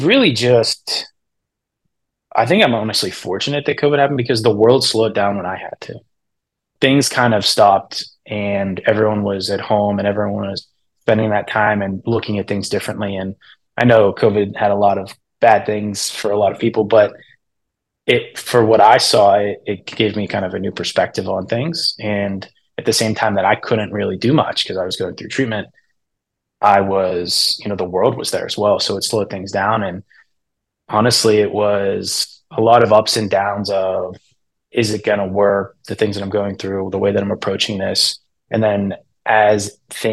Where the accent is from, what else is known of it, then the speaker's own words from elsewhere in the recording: Pittsburgh, Pennsylvania, United States; I'm from Pittsburgh